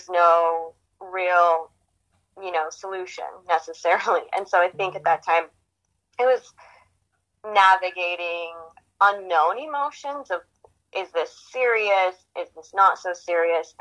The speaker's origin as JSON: {"language": "English", "town": "Livingston", "region": "Montana", "country": "United States", "tie": "born or raised there", "said": "I grew up in Livingston, Montana, small town"}